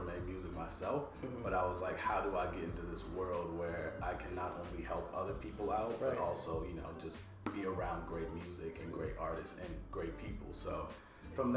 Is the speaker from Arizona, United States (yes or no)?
no; Rancho Cucamonga, California, United States; moved away as an adult; now in Los Angeles, United States; I grew up in Rancho Cucamonga. So it's like Inland Empire, about 45 minutes out of LA.